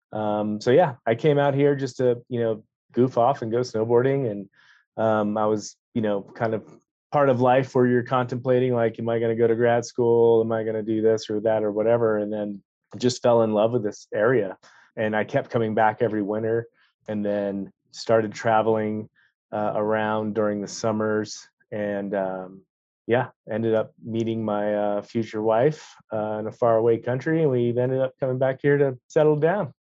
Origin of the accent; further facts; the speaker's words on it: Florida, United States; moved away as an adult; also born or lived in North Carolina; now in Jackson, United States; I'm originally from Florida